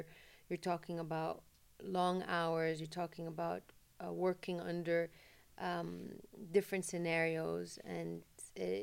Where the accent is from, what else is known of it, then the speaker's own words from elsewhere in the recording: Jeddah, Makkah Province, Saudi Arabia; I'm from Jeddah, so the sea is something I've always loved